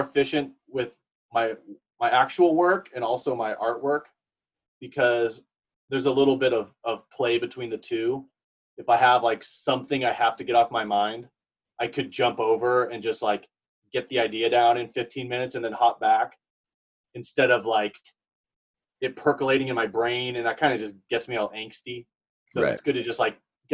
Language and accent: English; United States; I grew up in this area.